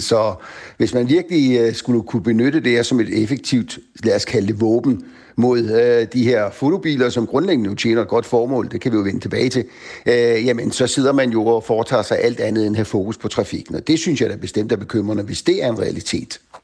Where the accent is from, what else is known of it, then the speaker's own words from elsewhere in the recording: Bornholm, Capital Region of Denmark, Denmark; nu kommer jeg selv fra Bornholm